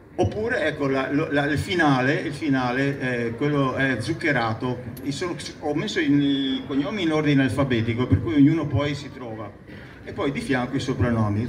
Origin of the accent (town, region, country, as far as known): Noale, Veneto, Italy